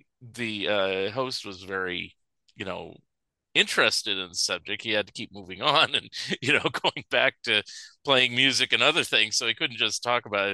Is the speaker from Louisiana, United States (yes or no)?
no; California, United States; I grew up in California, and in San Francisco